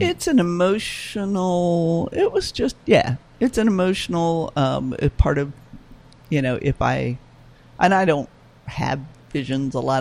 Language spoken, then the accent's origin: English; New Orleans, Louisiana, United States; New Orleans is my hometown